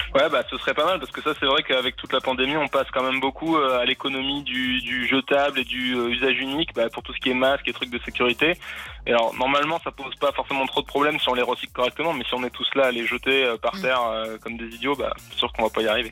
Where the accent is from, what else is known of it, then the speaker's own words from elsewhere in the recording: France; chez nous, en France